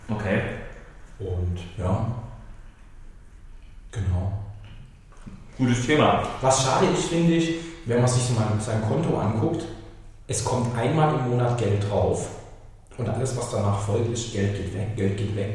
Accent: Swabia, Germany; Ich bin Schwabe.

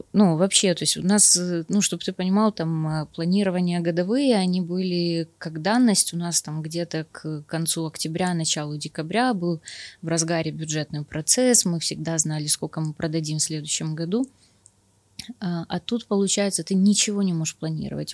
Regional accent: Kyiv, Ukraine; я киевлянка, я живу в Киеве

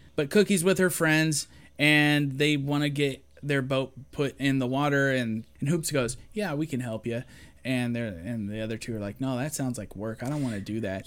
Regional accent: Shelby, Ohio, United States

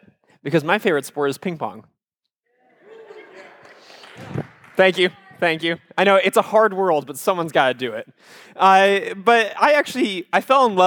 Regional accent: Iowa, United States; I am from Iowa

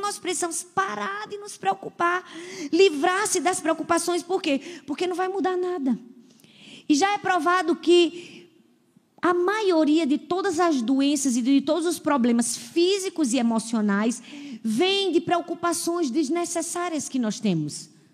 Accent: Northeast Region, Brazil; also born or lived in Paulista, Pernambuco; eu sou nordestina

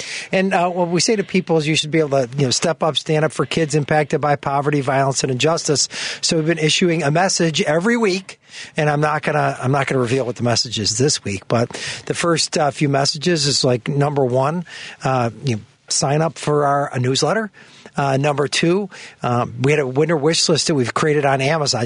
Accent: Chicago, Illinois, United States; grew up in, in the park, Rogers Park, West Rogers Park

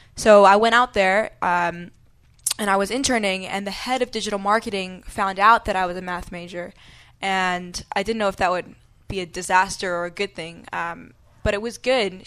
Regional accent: New York City, New York, United States; moved away; also born or lived in Washington, D.C.; I grew up in New York City

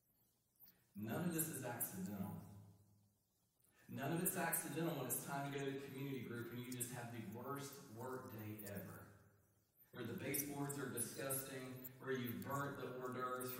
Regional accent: Eastern North Carolina, United States; I am from Eastern North Carolina

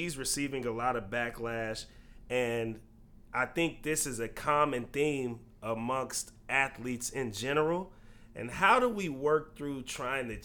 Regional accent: California, United States; I grew up in California

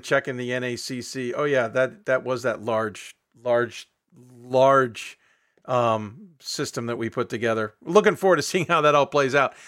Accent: Chicago, Illinois, United States; I grew up in Chicago

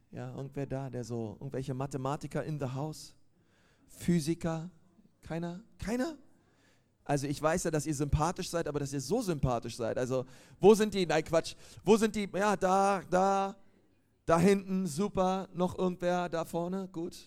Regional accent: Berlin, Germany; moved away as an adult; now in Nuremberg, Germany; Ich komme ähm, eigentlich aus Berlin, aber bin jetzt in Nürnberg

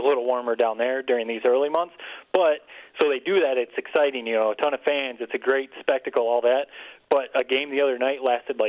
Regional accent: Detroit, Michigan, United States; that's my hometown team, but I like the view for when you're sitting and you see the Detroit skyline.

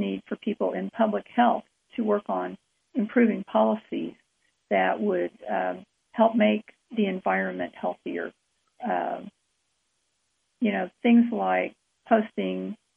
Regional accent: Enid, Oklahoma, United States; I was born and raised in a community called Enid, Oklahoma

